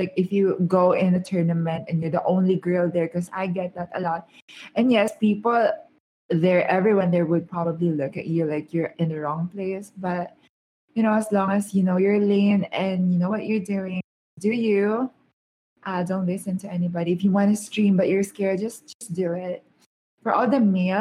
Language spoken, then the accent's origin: English; Philippines; I'm a Filipino